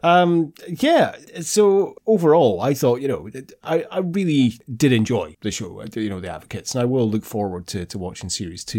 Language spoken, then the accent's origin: English; Scotland, United Kingdom; we're Scottish